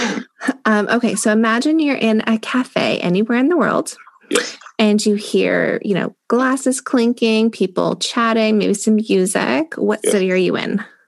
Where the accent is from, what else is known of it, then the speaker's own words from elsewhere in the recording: Toronto, Ontario, Canada; I grew up in Toronto. I've lived here my whole life